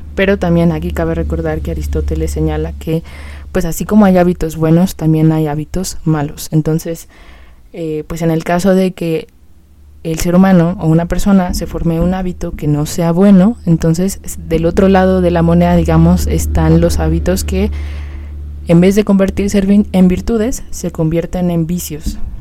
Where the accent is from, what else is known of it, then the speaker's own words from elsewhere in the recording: Mexico City, Mexico; yo vivo en México, o sea, soy de la Ciudad de México